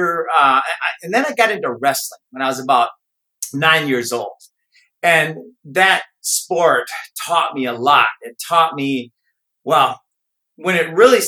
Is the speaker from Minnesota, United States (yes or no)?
yes; Minnesota, United States; I grew up in Minnesota